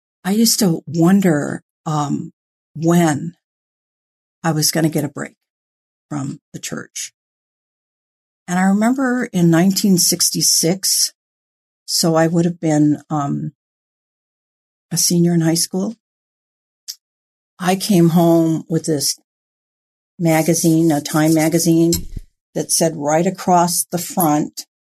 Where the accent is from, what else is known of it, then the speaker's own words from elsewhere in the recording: Hawaii, United States; now in California, United States; I was born and raised in Hawaii